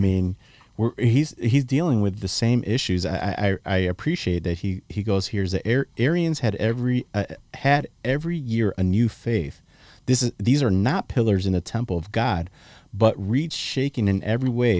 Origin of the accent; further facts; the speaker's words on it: Chicago, Illinois, United States; moved away as an adult; now in South Texas, United States; you guys know that I'm from Chicago